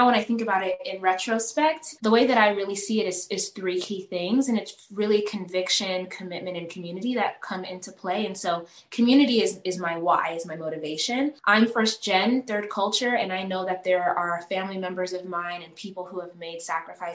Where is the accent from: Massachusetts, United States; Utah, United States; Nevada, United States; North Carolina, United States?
Nevada, United States; Las Vegas; also born or lived in Uganda; I was born in Uganda, raised in the States here in Las Vegas.